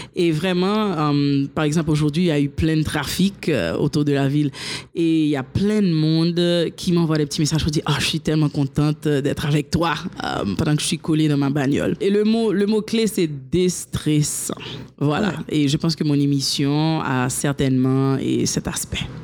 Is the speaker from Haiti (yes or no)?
yes; Haiti; also born or lived in United States; je suis née en Haïti, j'ai été élevée ici, j'ai étudié ici et jusqu'à l'université.